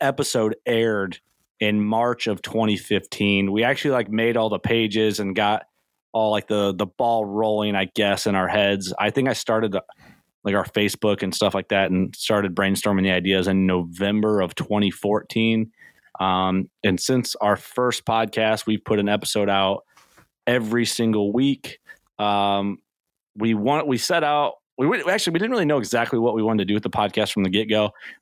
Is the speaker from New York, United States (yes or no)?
no; Illinois, United States; I'm from Illinois